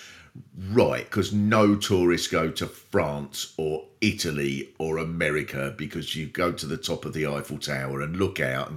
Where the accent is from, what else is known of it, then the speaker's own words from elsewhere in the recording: Swanley, South East England, United Kingdom; I come from Swanley in Kent